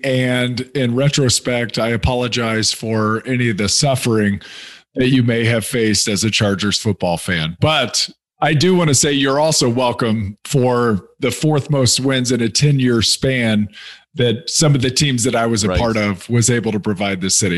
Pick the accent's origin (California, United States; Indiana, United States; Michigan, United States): Indiana, United States; Indianapolis; Yeah, so I grew up in Indianapolis, Indiana. I'm the youngest of three siblings.